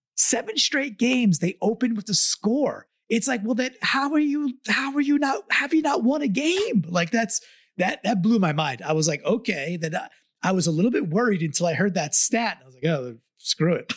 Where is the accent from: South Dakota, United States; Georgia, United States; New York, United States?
New York, United States; I'm also a New Yorker and an East Coaster